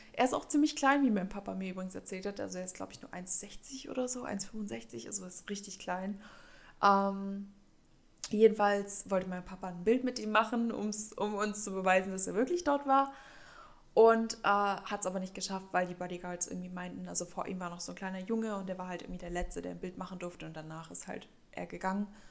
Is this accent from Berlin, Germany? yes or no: yes; Berlin, Germany; now in Stuttgart, Germany; ich komme ja ursprünglich aus der Nähe von Berlin.